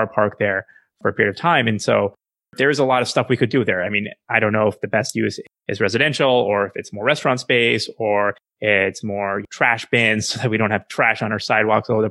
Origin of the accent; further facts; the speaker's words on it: Chandigarh, India; Chandigarh, for instance, which is the city I was born in India